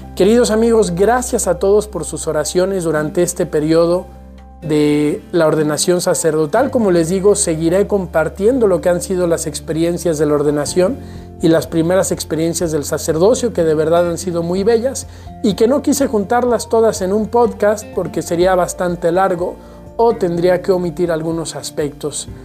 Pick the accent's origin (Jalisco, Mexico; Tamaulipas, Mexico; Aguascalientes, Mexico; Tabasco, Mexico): Aguascalientes, Mexico; now in Guadalajara, Mexico; Yo soy originario de Aguascalientes